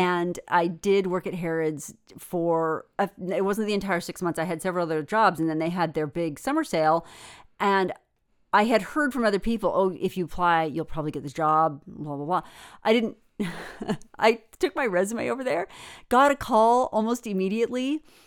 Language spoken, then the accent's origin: English; United States; there were two Americans, me and another girl